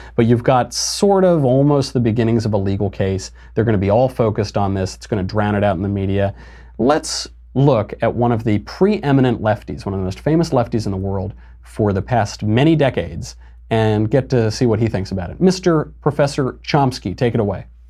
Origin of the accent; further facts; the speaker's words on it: New York, United States; now in Los Angeles, United States; I'm from New York, I live in L